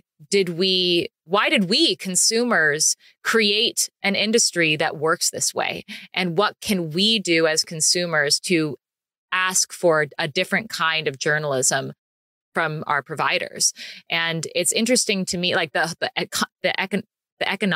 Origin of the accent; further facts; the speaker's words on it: United States; me being an American in Italy